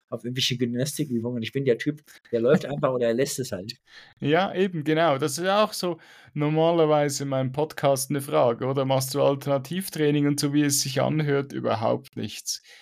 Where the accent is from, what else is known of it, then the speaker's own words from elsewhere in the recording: Switzerland; ich weiß, es gibt es bei uns in der Schweiz auch, gibt auch einen Haufen Berge, aber irgendwie, keine Ahnung, das ganze Feeling in, in an, im Ausland ist für mich viel attraktiver als in der Schweiz. Ich weiß auch nicht wieso. Vielleicht komme ich dann wieder mal zurück in die Schweiz.